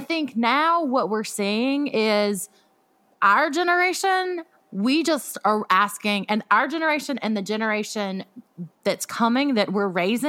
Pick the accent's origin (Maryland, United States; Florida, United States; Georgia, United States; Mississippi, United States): Mississippi, United States; I grew up in Mississippi